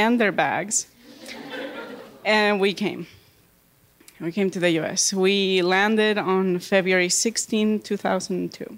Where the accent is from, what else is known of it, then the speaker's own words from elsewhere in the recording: Bolivia; moved away as an adult; now in United States; I grew up in Bolivia.